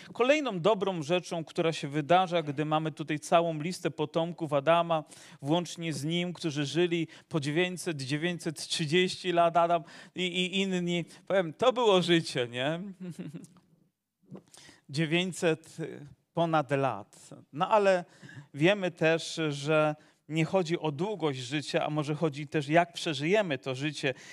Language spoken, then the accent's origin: Polish; Zagłębie, Silesian Voivodeship, Poland; born or raised there